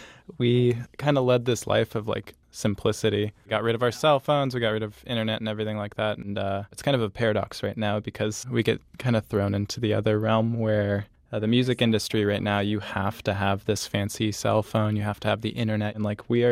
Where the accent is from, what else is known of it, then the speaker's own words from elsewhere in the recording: Arizona, United States; now in Denver, United States; I grew up in Arizona